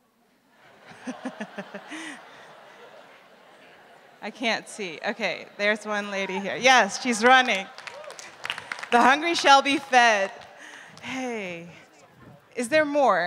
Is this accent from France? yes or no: no; Netherlands; moved away; also born or lived in Reading; I'm from the Netherlands and my husband's from Italy, but we go to the school in Reading